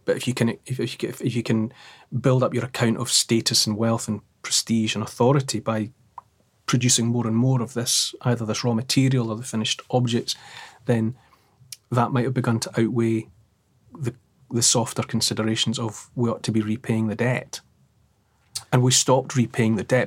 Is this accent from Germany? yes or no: no; Dumfries, Scotland, United Kingdom; I grew up in Dumfries